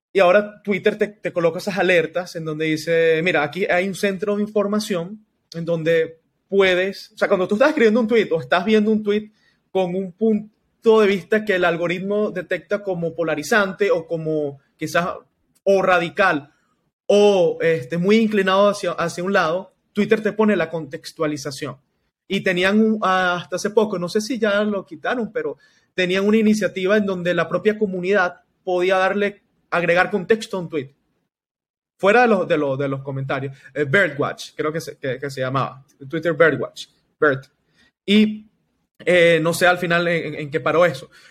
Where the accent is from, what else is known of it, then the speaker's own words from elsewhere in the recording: Venezuela; Lo vivimos nosotros como venezolanos, Nelson, en, acá en Venezuela